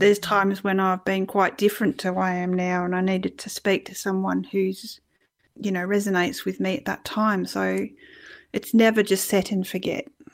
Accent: Doveton, Victoria, Australia; also born or lived in Wales, United Kingdom; I actually grew up in a place called Doveton, which is in Victoria

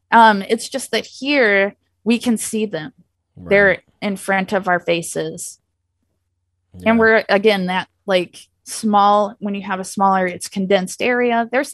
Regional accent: Illinois, United States; I mean, like I said, I'm from Illinois.

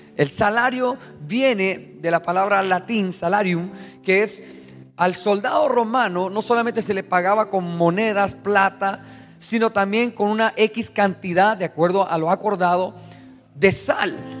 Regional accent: Mexico; Yo soy mexicano

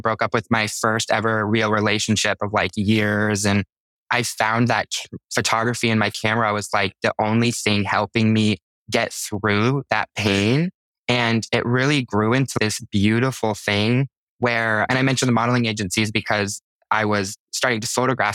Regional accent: Utah, United States; moved away as an adult; now in Los Angeles, United States; I'm from Utah. I grew up in the mountains.

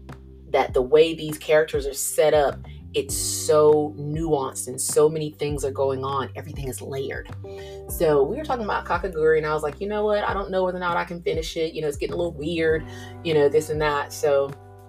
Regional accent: Georgia, United States; me coming from the South, I'm from Georgia.

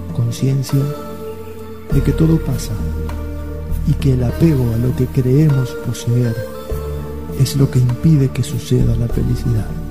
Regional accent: Argentina; moved away; also born or lived in Spain; Nací en Argentina, pero no soy argentino

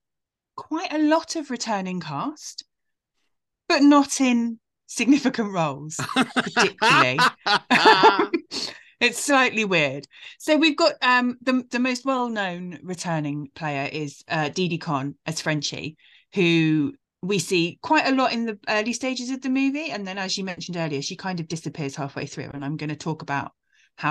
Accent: United Kingdom; accent: British; our British accent

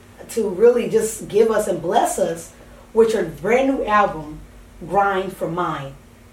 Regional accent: California, United States; moved away; I'm from California.

